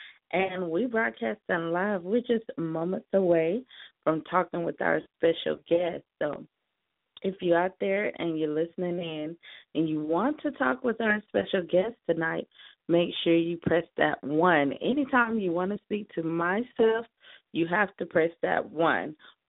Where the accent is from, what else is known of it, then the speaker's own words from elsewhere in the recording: the East Coast, the South, United States; also born or lived in Hollywood, Los Angeles; now in Los Angeles, United States; I'm from the South, the East Coast, but I'm here on the West right now. We, you know, living it up in Hollywood. So I love living in Hollywood.